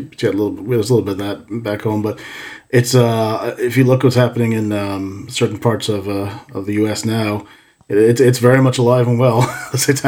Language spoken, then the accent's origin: English; United States; being an American